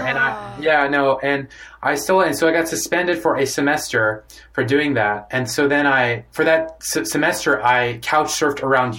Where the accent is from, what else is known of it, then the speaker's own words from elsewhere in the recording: Houston, Texas, United States; moved away as an adult; also born or lived in New York; now in San Francisco, United States; I was born in Houston, Texas, to immigrant parents from India. And it was, 18 years in Houston. I could not wait to get out of there. I was like, man, this place is like boring and like racist.